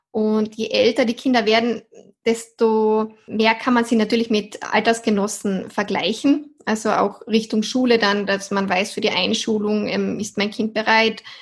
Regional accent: Austria; ich komme aus Österreich, bin bald 30 Jahre alt und arbeite schon seit sieben Jahren als Ergotherapeutin.

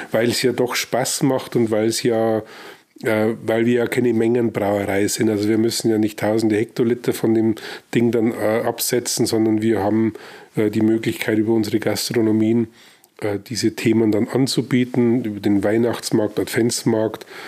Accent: Weiden, Bavaria, Germany; moved away as an adult; also born or lived in Nabburg; now in Regensburg, Germany; ich bin äh, gebürtiger Nordoberpfälzer, also mhm. äh, gebürtig im Krankenhaus Nappburg. Also da bin mhm. ich halt geboren, aber sonst bin ich in Weiden aufgewachsen

